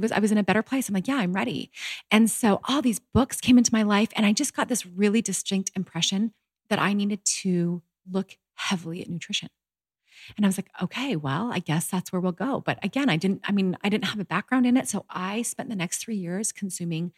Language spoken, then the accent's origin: English; Canada; moved away as an adult; also born or lived in Utah; I was brought up in Canada, very healthy, you know, family